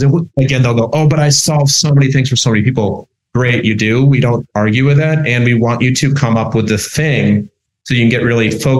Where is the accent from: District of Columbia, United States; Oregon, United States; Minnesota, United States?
Minnesota, United States; moved away as an adult; now in New York, United States; I'm originally from Minnesota